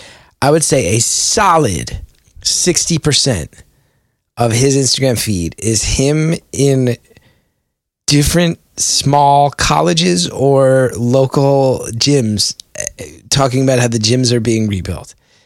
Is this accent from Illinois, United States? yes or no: no; West Orange, New Jersey, United States; And it was sad when we grew up in West Orange.